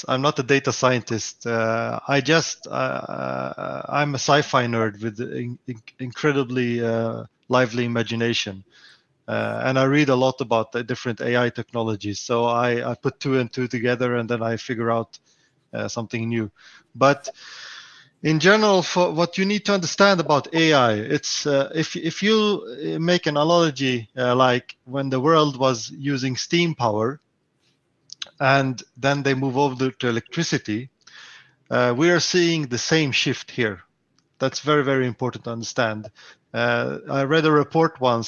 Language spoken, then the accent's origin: English; Stockholm, Stockholm County, Sweden; I'm from Stockholm in Sweden